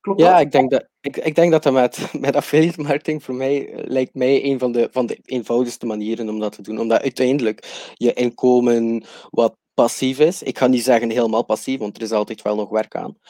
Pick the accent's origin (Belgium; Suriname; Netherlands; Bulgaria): Belgium; West Flanders; accent: West Flemish; moved away as an adult; now in Chiang Mai, Thailand; Ik kom oorspronkelijk uit België en uit eh, West-Vlaanderen, dus eh, excuses voor mijn accent.